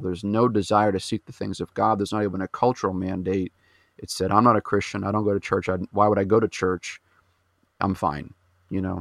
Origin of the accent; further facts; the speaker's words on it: New Hampshire, United States; I was born and raised in New Hampshire, so I'm, I'm a New Englander at heart. I've been up here for my whole life